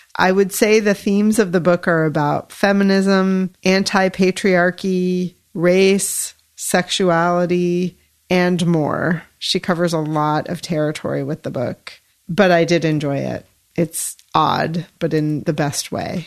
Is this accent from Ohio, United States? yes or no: yes; Yellow Springs, Ohio, United States; I grew up in Yellow Springs